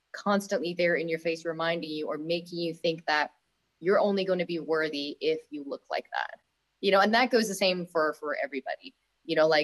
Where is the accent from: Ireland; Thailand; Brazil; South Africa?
Thailand; Bangkok; moved away; I come from Thailand, where it's like food capital of the world, in Bangkok